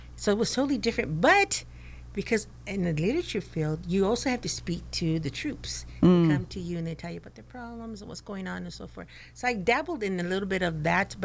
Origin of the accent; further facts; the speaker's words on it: Oxnard, California, United States; I am local. I was raised in Oxnard. I was raised in, if you want to call it, the barrio in Colonia.